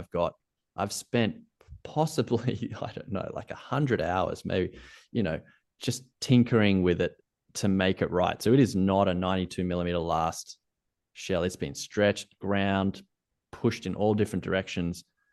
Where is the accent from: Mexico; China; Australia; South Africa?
Australia; accent: Australian; I'm Australian